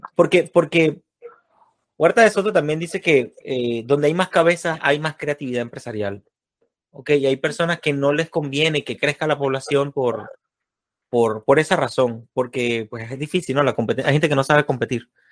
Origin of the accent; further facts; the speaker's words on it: Venezuela; un amiguito mío de infancia, de niño, de jugar pelota y eso, ya en, Venezuela, soy de Venezuela